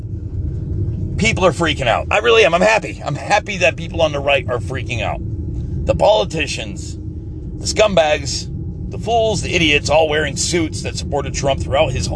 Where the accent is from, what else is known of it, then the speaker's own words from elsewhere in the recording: United States; as an American